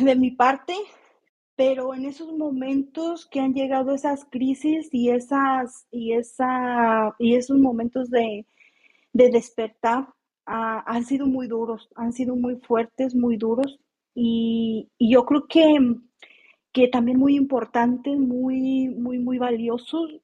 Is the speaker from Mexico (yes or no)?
yes; Mexico; now in California, United States; yo soy mexicana